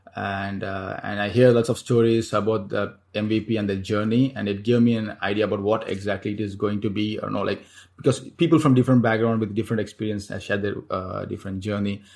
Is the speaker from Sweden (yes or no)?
no; Chennai, Tamil Nadu, India; moved away as an adult; now in Singapore; Chennai, uh, back in my hometown